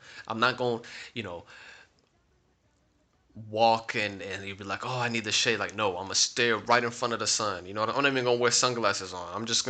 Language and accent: English; Florida, United States; now in Salamanca, Spain; I'm used to rain. I'm from Florida.